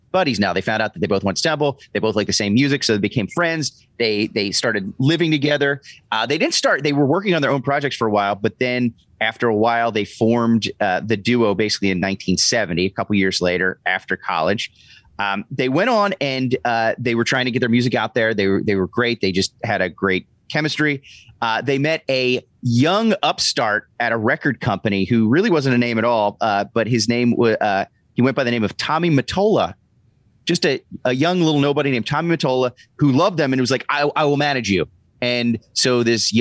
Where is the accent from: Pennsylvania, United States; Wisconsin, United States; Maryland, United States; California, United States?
Pennsylvania, United States; near Philadelphia; born in Pottstown, right near my hometown, right outside of Philadelphia